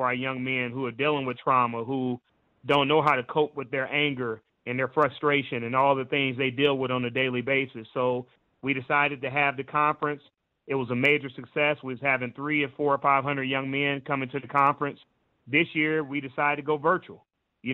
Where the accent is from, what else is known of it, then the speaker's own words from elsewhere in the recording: Indianapolis, Indiana, United States; also born or lived in Kentucky; I'm from Indianapolis, Indiana.